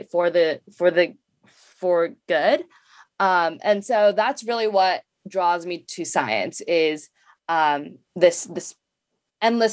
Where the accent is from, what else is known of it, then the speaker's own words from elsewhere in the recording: Bay Area, California, United States; I grew up in the Bay Area